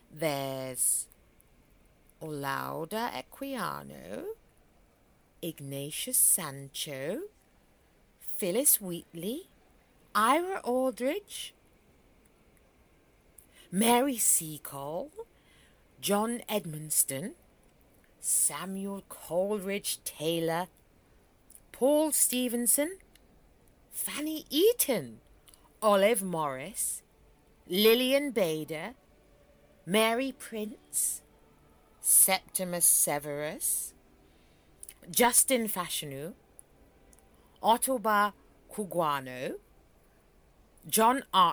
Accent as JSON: {"language": "English", "country": "Germany", "said": "Germany. And Queen Philippa is from Belgium. So we were basically born right next to each other."}